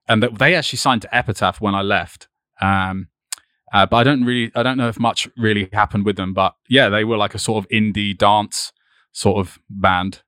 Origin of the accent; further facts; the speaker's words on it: East Preston, South East England, United Kingdom; also born or lived in Brighton; I was born just a little bit out of Brighton, so I'm, like, thirty minutes away from here, like, near, eh, next to this place called East Preston and Rustington, which is, like, a really small village